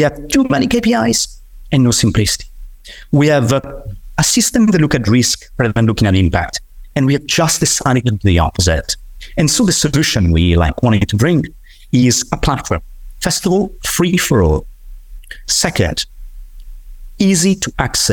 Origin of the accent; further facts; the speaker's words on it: Tuscany, Italy; I come from Tuscany. I come from one of those territories where nature is absolutely everything.